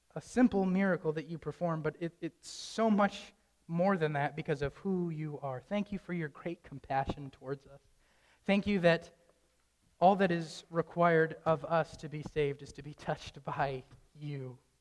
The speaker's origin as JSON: {"language": "English", "town": "Traverse City", "region": "Michigan", "country": "United States", "tie": "born or raised there", "moved": "as an adult", "lives_now": "Wisconsin, United States", "said": "I don't want to move away from my hometown. I don't want to move away from Traverse City"}